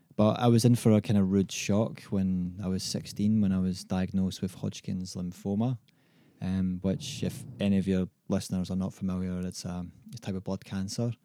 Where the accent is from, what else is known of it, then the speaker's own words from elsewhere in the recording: Scotland, United Kingdom; now in Australia; growing up in Scotland